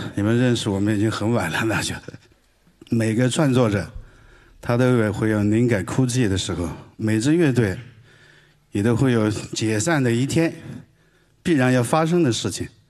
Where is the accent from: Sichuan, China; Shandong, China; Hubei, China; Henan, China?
Sichuan, China; Greater and Lesser Liangshan; Chinese is a second language; moved away as an adult; now in Beijing, China; 我是四川大小凉山人，我是个彝族，但彝族是四九年以后才有的哈，原来叫蛮子